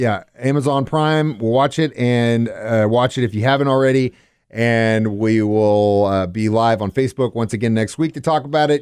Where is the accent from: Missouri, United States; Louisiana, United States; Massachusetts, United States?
Missouri, United States; Cape Girardeau; also born or lived in Springfield, Missouri area; growing up in Cape